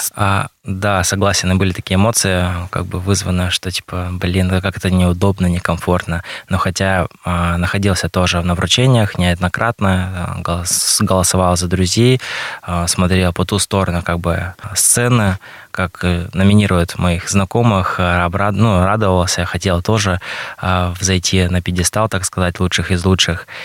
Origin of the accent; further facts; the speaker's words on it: Mirny, Sakha Republic, Russia; родился здесь, в Якутии, в Мирном, в городе Мирном проживаю, получается, по сей день здесь